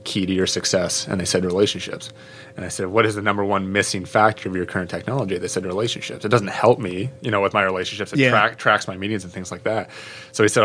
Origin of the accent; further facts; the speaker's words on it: Canada; moved away as an adult; also born or lived in Connecticut, United States; now in United States; I'm from Canada originally. I came to the States to play hockey at Quinnipiac University up in Connecticut